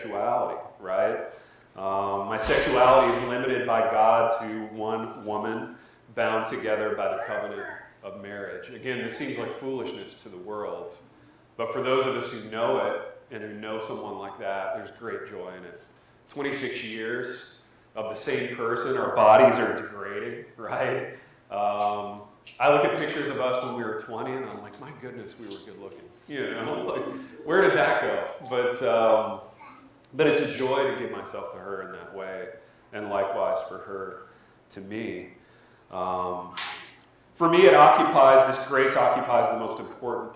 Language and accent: English; Indiana, United States; I was from Indiana. I grew up in Corn